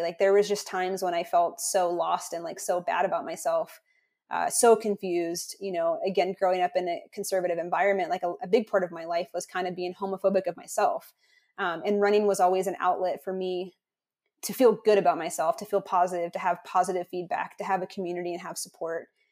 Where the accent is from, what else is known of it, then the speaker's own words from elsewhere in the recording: North Carolina, United States; I grew up in North Carolina in, in the conservative Southeast